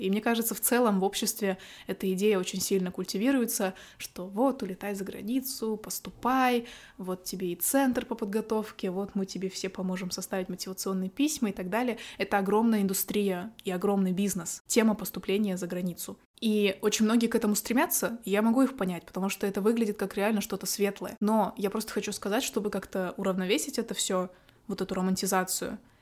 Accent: Kazakhstan; moved away as an adult; я была международный студент, потому что я из Казахстана поступала за границу

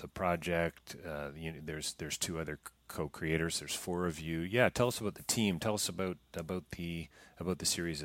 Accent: Canada; I'm several generation Canadian on one side, and I'm British on another

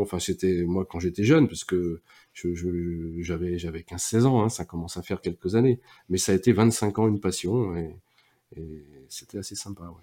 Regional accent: Nantes, Pays de la Loire, France; also born or lived in Toulouse area; now in Toulouse, France; je suis euh, moi aussi breton d'origine. Je sais que ça en fait rire souvent, euh, pas mal, parce que je suis breton de Nantes

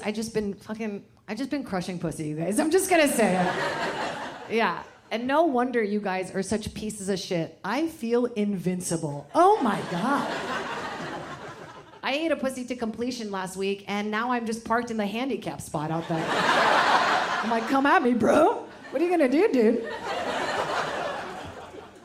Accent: Virginia, United States; English is a second language; also born or lived in Brazil; I love growing up in Virginia, because just like San Diego, it's so diverse

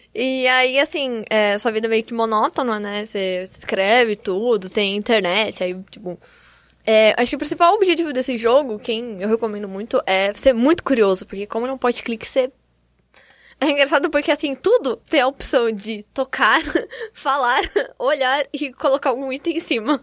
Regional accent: Campinas, São Paulo, Brazil; eu sou de Campinas

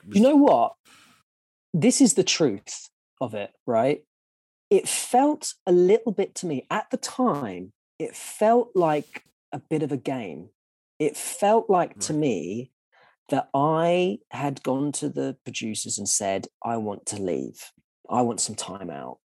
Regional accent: London, United Kingdom; growing up in Southeast London

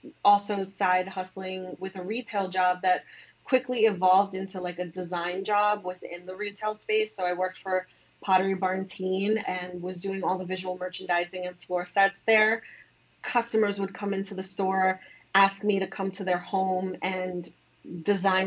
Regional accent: New York City, New York, United States; I was born and raised in New York. I'm from the Bronx.

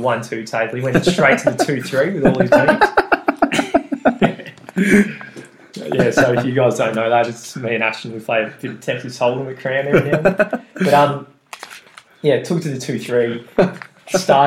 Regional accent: Australia; accent: Aussie; went back to the Aussie accent

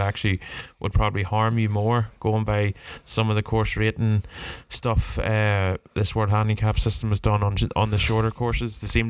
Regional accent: Warrenpoint, Northern Ireland, United Kingdom; growing up around Warren Point.

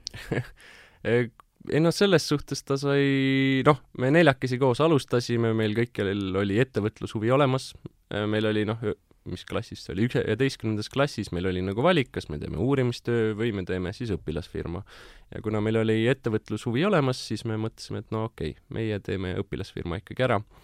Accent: Tartu, Tartu County, Estonia; mina olen põline tartlane

